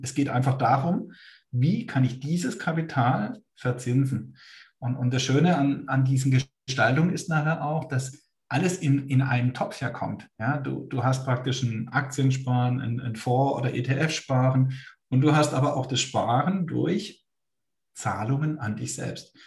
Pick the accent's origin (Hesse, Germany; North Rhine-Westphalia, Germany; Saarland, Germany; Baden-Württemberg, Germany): Baden-Württemberg, Germany; ich bin Badener